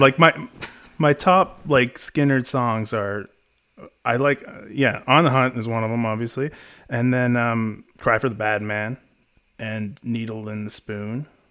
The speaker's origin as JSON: {"language": "English", "country": "Canada", "said": "I'm from the North. I'm from Canada"}